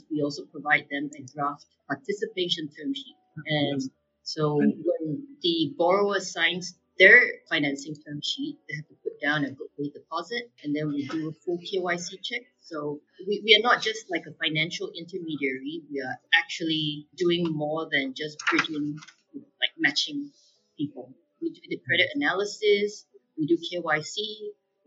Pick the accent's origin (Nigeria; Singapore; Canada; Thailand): Singapore; now in Hong Kong; I'm Singaporean and living in Hong Kong